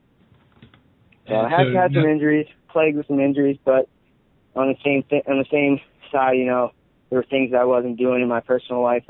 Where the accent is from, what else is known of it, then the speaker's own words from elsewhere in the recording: Philadelphia, Pennsylvania, United States; I live right outside of Philly. My parents grew up in Philly